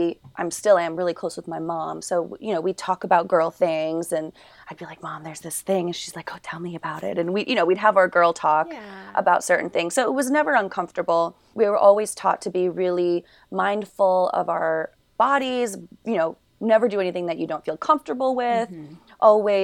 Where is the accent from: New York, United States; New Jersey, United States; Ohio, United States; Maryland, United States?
New York, United States; New York City; I grew up in New York City